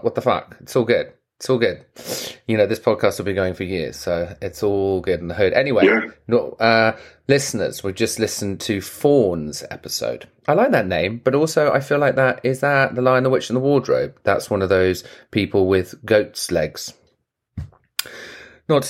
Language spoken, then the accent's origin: English; England, United Kingdom; now in United States; I'm English